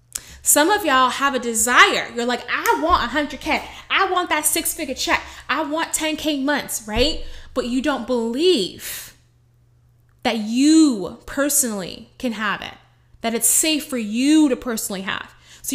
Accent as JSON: {"language": "English", "town": "Bronx", "region": "New York", "country": "United States", "said": "Oh, it's not for us Black girls. Oh, I'm from the Bronx. We don't go for that kind of money."}